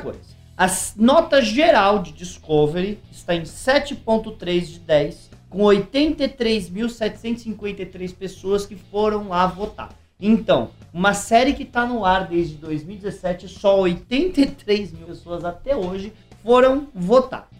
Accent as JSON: {"language": "Portuguese", "country": "Brazil", "said": "eu sou brasileiro"}